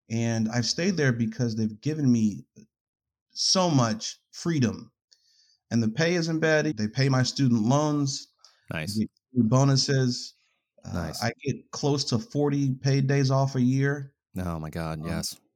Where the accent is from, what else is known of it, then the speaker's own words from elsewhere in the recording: New York, United States; now in Greensboro, United States; I am from North Carolina, but from New York originally. Moved around, I guess, like the the East Coast all the way down to Atlanta at one point, but then found myself and my family in North Carolina.